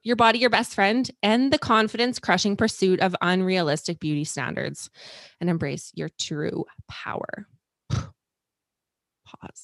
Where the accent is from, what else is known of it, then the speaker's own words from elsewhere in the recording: Canada; us Canucks